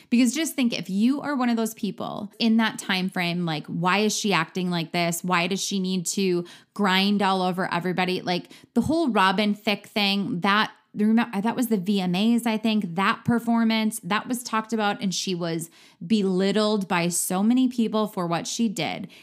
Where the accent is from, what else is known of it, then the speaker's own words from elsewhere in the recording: Midwest, United States; I am from the Midwest